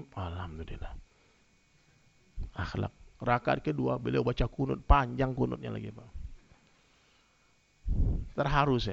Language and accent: Indonesian; West Sumatra, Indonesia; Saya orang Minang, orang Padang itu rata-rata Muhammadiyah semua, Bang. Dari kecil kita begitu.